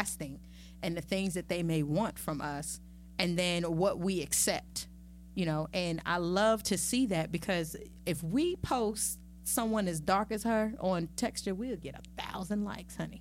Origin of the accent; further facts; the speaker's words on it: New Jersey, United States; growing up in Jersey